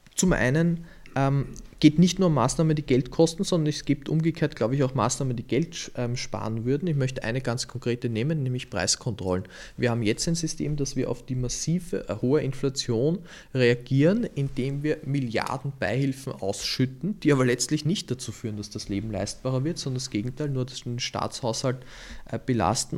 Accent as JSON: {"language": "German", "region": "Lower Austria", "country": "Austria", "tie": "born or raised there", "moved": "yes", "lives_now": "Vienna, Austria", "said": "weil ich gebürtiger Niederösterreicher bin"}